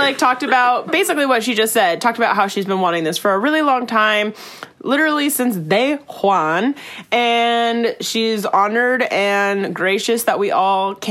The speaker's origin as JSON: {"language": "English", "town": "San Diego", "region": "California", "country": "United States", "tie": "born or raised there", "said": "I'm born and raised in San Diego"}